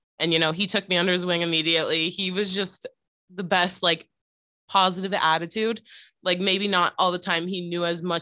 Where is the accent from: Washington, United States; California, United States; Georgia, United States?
California, United States; moved away as an adult; also born or lived in Connecticut; now in Rhode Island, United States; I'm from California